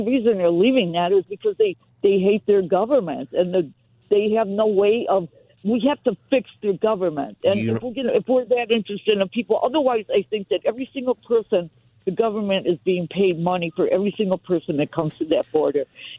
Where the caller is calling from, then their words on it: Los Angeles, California, United States; I'm calling from Encino